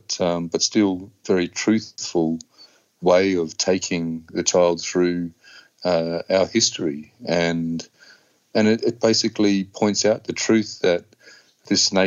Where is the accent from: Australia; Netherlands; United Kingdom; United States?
Australia; Darwin, Northern Territory; I grew up here on Larrakia country